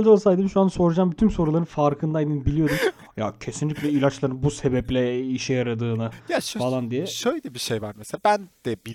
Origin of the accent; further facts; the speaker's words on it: Turkey; Türküz oğlum hepimiz. Hepimiz Türküz.